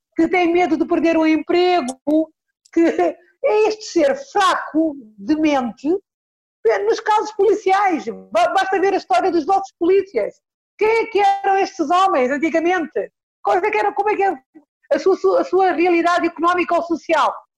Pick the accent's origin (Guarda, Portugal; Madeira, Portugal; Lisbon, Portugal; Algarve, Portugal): Lisbon, Portugal; eu nasci em São Jorge de Arroios